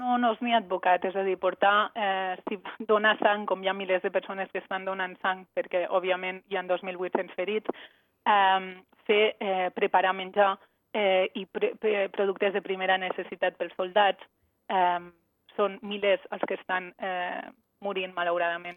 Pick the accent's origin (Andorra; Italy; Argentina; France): Andorra; moved away as an adult; now in Tel Aviv, Israel; Jo sóc d'Andorra, però fa sis anys i mig que visc a Israel.